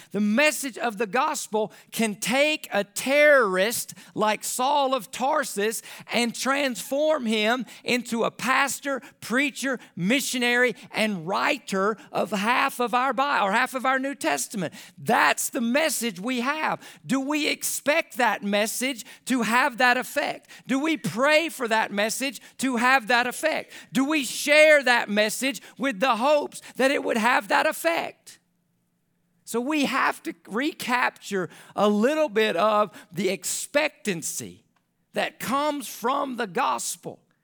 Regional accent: United States; as an American

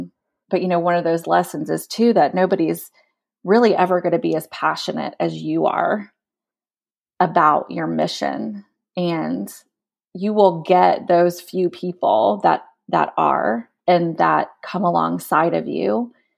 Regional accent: United States; now in Kenya; just because we're here and we're American

